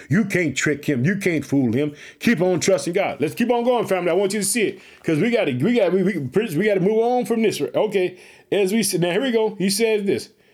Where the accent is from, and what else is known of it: Illinois, United States